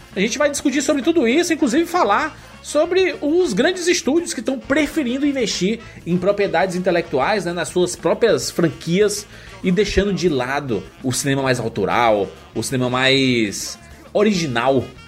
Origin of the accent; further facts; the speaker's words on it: Salvador, Bahia, Brazil; now in Alagoinhas, Brazil; sou de Salvador e estou morando em Alagoinhas, Bahia